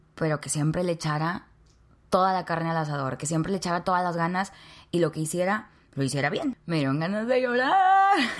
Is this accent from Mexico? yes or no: yes; Nuevo Laredo, Tamaulipas, Mexico; Nuevo Laredo, Tamaulipas, México, la ciudad donde yo nací.